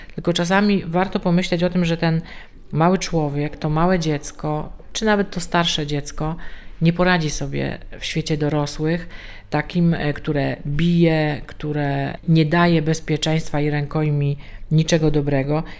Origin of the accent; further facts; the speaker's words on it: Częstochowa, Silesian Voivodeship, Poland; u nas w Częstochowie